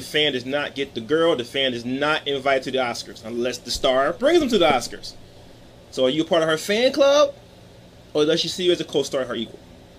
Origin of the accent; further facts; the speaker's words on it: Philadelphia, Pennsylvania, United States; especially in my hometown of Philadelphia